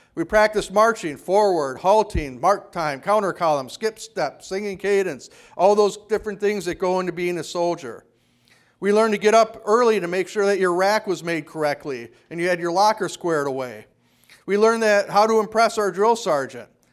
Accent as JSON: {"language": "English", "town": "Kenosha", "region": "Wisconsin", "country": "United States", "tie": "born or raised there", "said": "When I was growing up in Kenosha"}